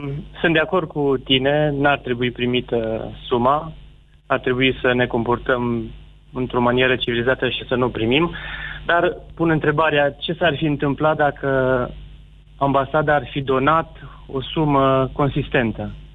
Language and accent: Romanian; Sibiu, Sibiu County, Romania; sunt din Sibiu, uh, fiind din Sibiu